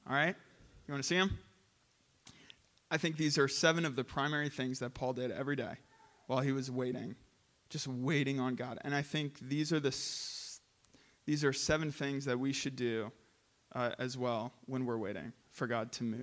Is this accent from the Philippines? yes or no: yes; Philippines; I grew up in the Philippines for seven years, and there are many flavors in the Philippines that are not available here.